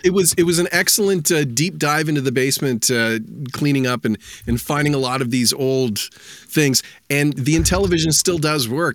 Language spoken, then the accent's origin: English; Stouffville, Ontario, Canada; the town I grew up in, Stouffville.